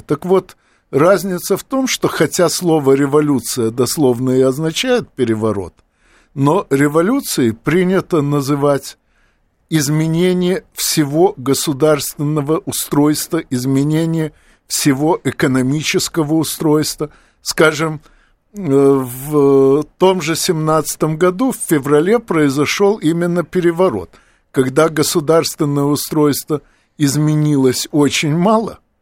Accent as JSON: {"language": "Russian", "town": "Odesa", "region": "Odesa Oblast", "country": "Ukraine", "said": "Оба, как и я, из Одессы"}